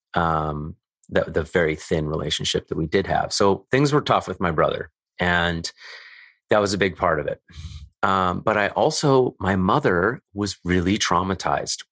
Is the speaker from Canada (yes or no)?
yes; Calgary, Alberta, Canada; I grew up in Calgary, Alberta, Canada